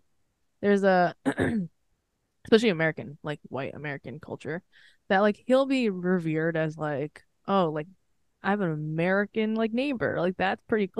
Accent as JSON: {"language": "English", "country": "Philippines", "said": "Yeah, I mean, I'm just speaking because I'm Filipino."}